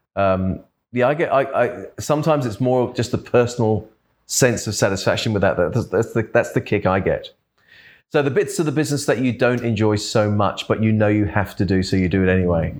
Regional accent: London, United Kingdom; also born or lived in Perth / Adelaide / Brisbane; now in Australia; I was brought up in London

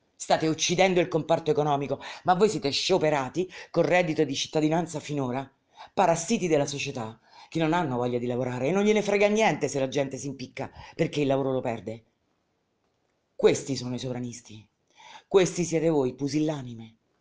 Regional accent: Rome, Lazio, Italy; nata a Roma quel giorno, in quella clinica, battezzata in quella clinica

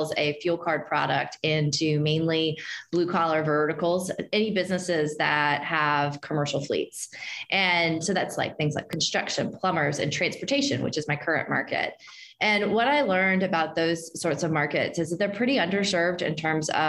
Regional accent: Martinsburg, West Virginia, United States; I grew up in Martinsburg, West Virginia

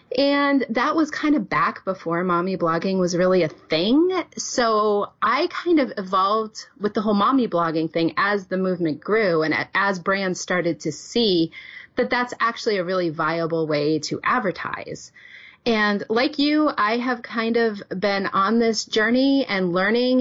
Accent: New England, United States; moved away as an adult; now in Wisconsin, United States; I was born and raised in New England and started teaching there

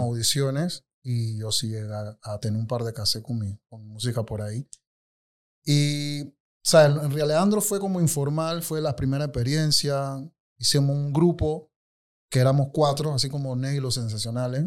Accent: Colón, Panama; moved away as an adult; now in Panama City, Panama; sí nací y crecí en Colón, en Río Alejandro

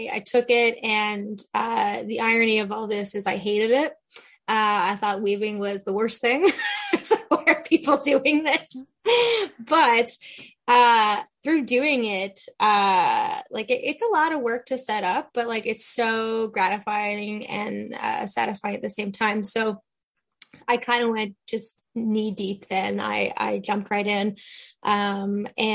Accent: Alberta, Canada; moved away as an adult; now in Newfoundland, Canada; when I was eight, we moved to Alberta

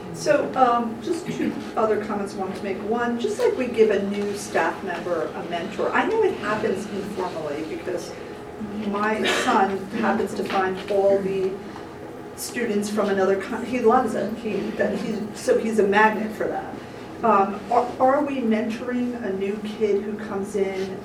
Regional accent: Newark, New Jersey, United States; I grew up in Newark and went through the public school system there

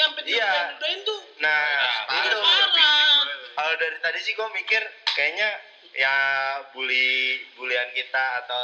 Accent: Jakarta, Indonesia; now in Pekanbaru, Indonesia; karena gue orang Jakarta gue pindah ke Pekanbaru

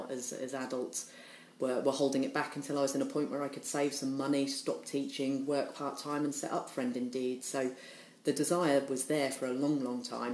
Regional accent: Norwich, East of England, United Kingdom; also born or lived in Liverpool; I was born in Liverpool though, so I'm from Liverpool originally, and my parents became publicans, so we came down to Norwich when I was about 4 years old

